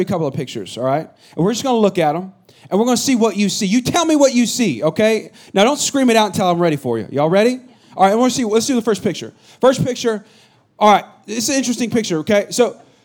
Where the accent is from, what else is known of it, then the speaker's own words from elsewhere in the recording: Bay Area, California, United States; moved away; I'm from the Bay Area